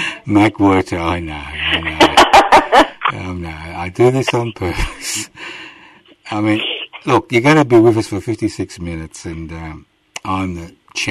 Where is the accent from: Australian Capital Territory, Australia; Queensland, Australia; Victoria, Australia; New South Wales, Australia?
Queensland, Australia; born there; Well, I was.